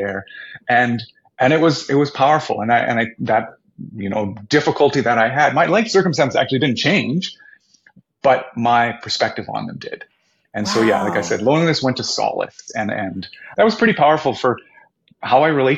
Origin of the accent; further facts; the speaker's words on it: Winnipeg, Manitoba, Canada; I'm from Winnipeg